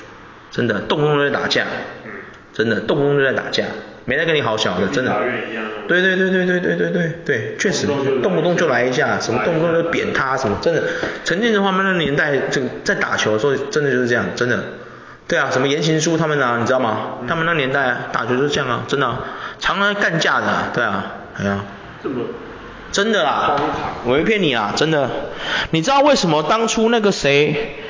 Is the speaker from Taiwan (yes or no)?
yes; Taiwan; 我觉得怎么样？我们台湾人是没有那个体能，是不是？